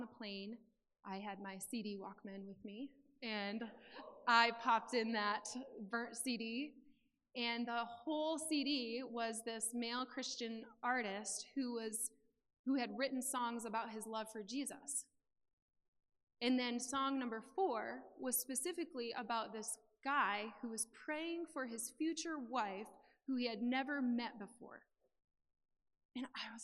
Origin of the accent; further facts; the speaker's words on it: Mount Pleasant, Michigan, United States; moved away as an adult; also born or lived in San Diego, California; we moved from Mount Pleasant, Michigan to San Diego, California